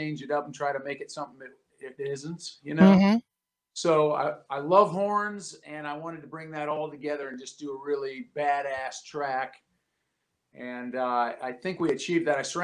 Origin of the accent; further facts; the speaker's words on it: near Chicago, Midwest, United States; I grew up in the Midwest and near Chicago